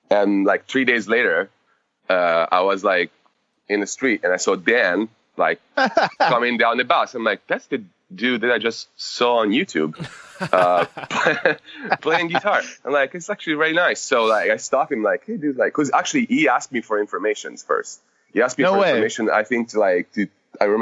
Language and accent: English; Tuscany, Italy; English is a second language; moved away as an adult; also born or lived in Rome / Florence; now in United States; I was born near Rome. My family moved to a little port town in Tuscany about when I was 2 years old. So I got raised in a very like small village on the coast of Tuscany